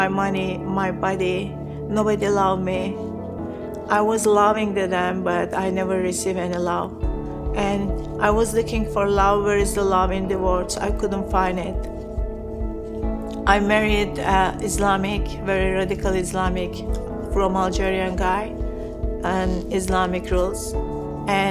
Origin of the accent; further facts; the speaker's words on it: Turkey; I was born a Muslim in Turkey.